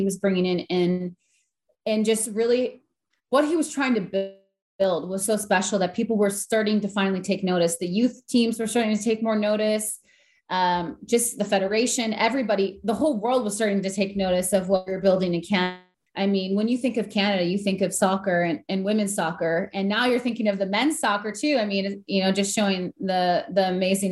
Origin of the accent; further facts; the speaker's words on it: Green Bay, Wisconsin, United States; I came from Green Bay, Wisconsin